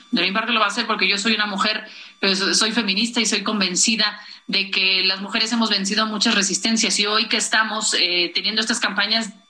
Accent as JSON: {"language": "Spanish", "region": "Aguascalientes", "country": "Mexico", "tie": "born or raised there", "said": "yo soy, pues he estado toda mi vida en Aguascalientes, ahí he desempeñado, eh, como ya hace un momento Omar señalaba, pues mi trayectoria profesional. Entonces, pues es un reto porque es mi tierra"}